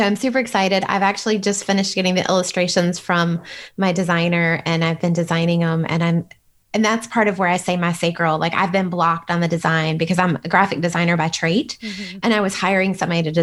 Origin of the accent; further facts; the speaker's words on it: United States; I'm Western, like I'm as American as it comes